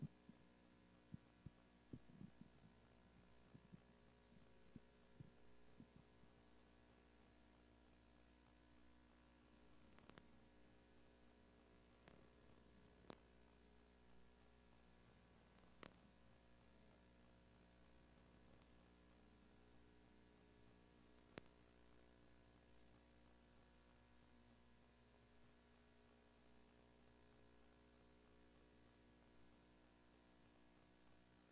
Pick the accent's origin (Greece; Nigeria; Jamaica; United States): United States; Alliance; moved away; come back to my hometown to speak in Alliance.